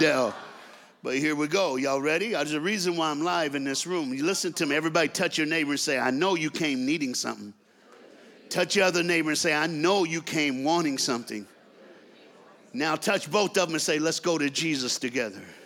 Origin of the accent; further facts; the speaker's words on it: the South, United States; also born or lived in Dallas, Texas; I'm from the South in America